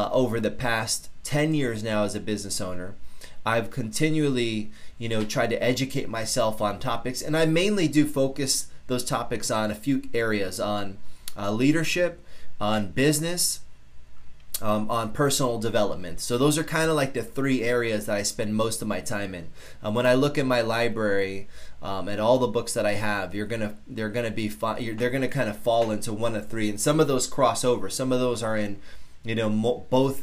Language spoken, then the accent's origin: English; Norwalk, Connecticut, United States; I grew up in South Norwalk in Connecticut